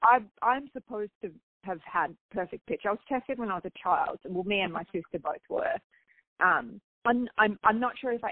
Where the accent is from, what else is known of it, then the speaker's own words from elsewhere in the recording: Australia; moved away as an adult; now in United States; I'm obviously Australian